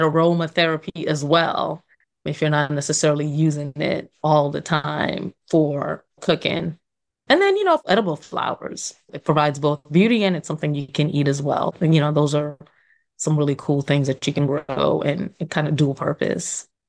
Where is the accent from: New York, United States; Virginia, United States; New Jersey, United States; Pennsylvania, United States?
New York, United States; also born or lived in Trinidad; born and raised in New York